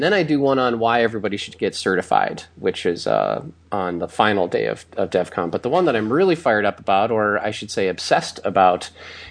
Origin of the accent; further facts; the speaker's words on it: Milwaukee, Wisconsin, United States; now in Los Angeles, United States; I'm from Milwaukee originally